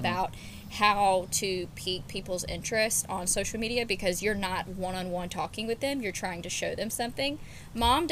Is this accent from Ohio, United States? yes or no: no; Auburn, Alabama, United States; I grew up in Auburn, Alabama. I've been here since I was 5 years old